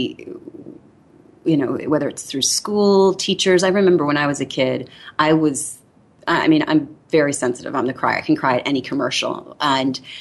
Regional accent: Midwest, United States; I grew up in the Midwest

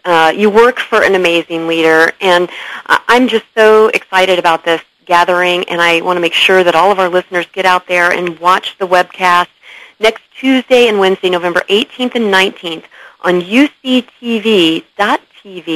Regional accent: Illinois, United States; moved away; I'm from Illinois.

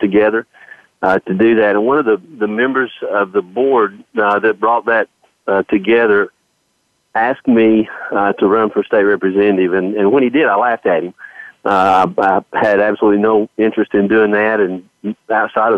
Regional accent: Knoxville, Tennessee, United States; I was born in Knoxville, Tennessee

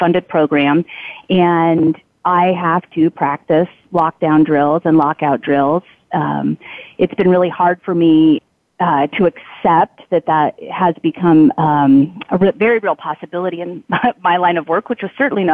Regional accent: United States; as an American

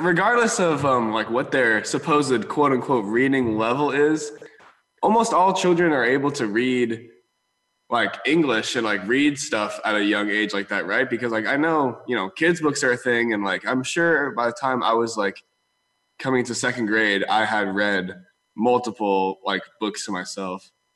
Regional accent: the Bay Area, California, United States; we're from the Bay, so I got to spend a lot of time at different places in the Bay

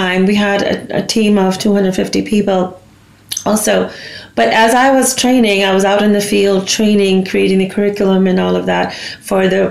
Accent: United States; also born or lived in India; I was born there, but I grew up in the States

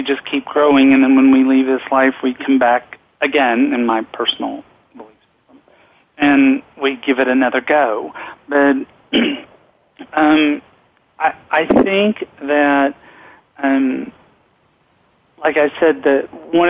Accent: Knoxville, Tennessee, United States; I grew up gay in Knoxville, Tennessee

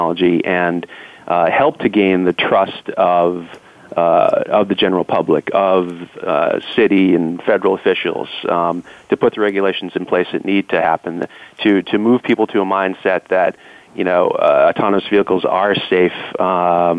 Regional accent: Boston, Massachusetts, United States; also born or lived in Silicon Valley; I'm from Boston

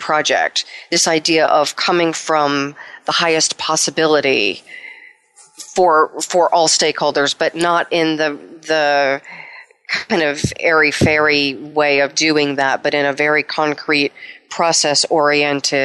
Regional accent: United States; I'm American

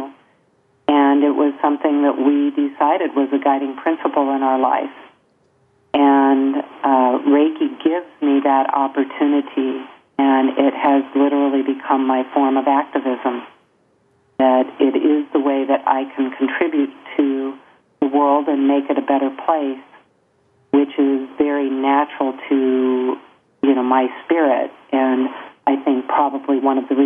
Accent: Encinitas, California, United States; I grew up in Encinitas, California

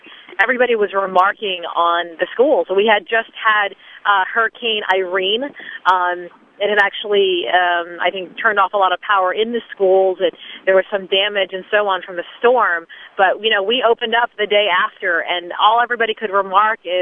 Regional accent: North Andover, Massachusetts, United States; That's where I grew up in North Andover

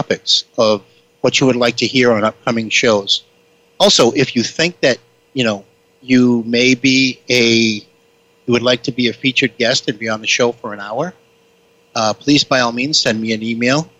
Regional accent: Boston, Massachusetts, United States; I'm ultimately from the Boston area, if you couldn't figure that out by the way that I spoke

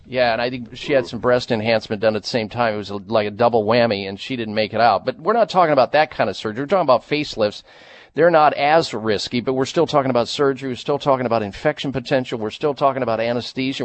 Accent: Midwest, United States; I'm from the Midwest

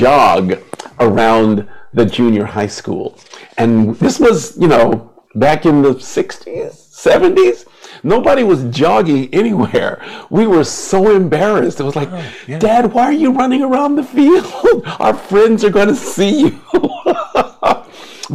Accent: Denver, Colorado, United States; moved away; also born or lived in New York; growing up in Denver

